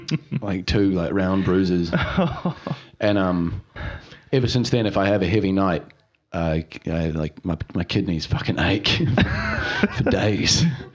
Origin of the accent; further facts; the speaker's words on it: Auckland, New Zealand; moved away as an adult; I'm North Islander. I grew up in Auckland.